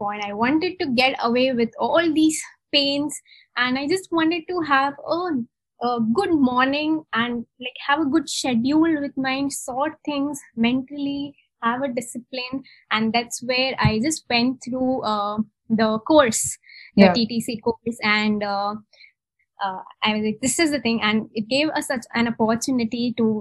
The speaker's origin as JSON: {"language": "English", "town": "Mumbai", "region": "Maharashtra", "country": "India", "tie": "born or raised there", "moved": "as an adult", "lives_now": "Bangalore, India", "said": "So I'm from Mumbai. I'm born and brought up in Mumbai."}